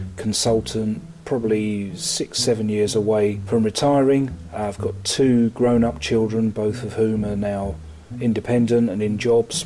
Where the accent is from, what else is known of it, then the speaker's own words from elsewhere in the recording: Sussex, South East England, United Kingdom; also born or lived in Worthing / London; I'm a Sussex born and bred, virtually lived in Sussex all my life